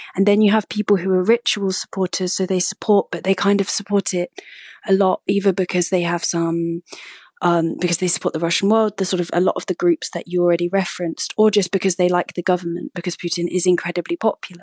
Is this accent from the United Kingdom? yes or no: yes; United Kingdom; also born or lived in Moscow; as a British person